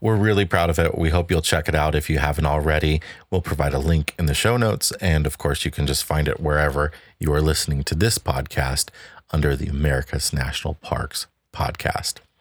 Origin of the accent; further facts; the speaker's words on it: Chicago, Illinois, United States; we come from Chicago, which is right by Indiana